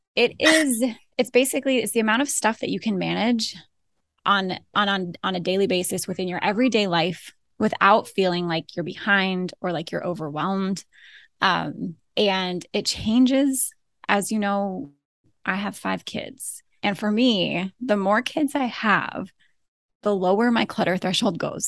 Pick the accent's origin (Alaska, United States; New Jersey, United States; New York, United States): Alaska, United States; moved away as an adult; also born or lived in Florida / Idaho / Southern California; now in Ohio, United States; we were born and raised in Alaska.